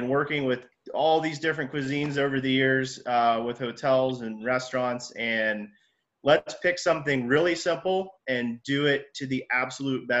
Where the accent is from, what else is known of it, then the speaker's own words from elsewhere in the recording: Western Pennsylvania, United States; moved away as an adult; also born or lived in Colorado Springs / Northern Colorado; now in Colorado, United States; I'm originally from Western Pennsylvania.